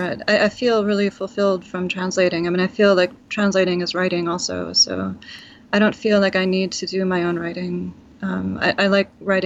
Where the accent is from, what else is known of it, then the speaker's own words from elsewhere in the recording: Boston, Massachusetts, United States; now in Hudson Valley, United States; I'm from Boston